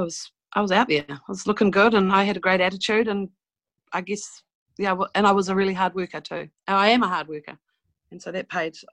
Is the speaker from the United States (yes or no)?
no; New Zealand; I'm a Kiwi